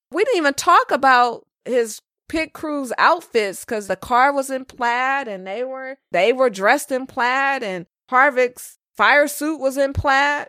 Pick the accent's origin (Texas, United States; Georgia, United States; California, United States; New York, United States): California, United States; I'm from California, the land of sushi and Mexican food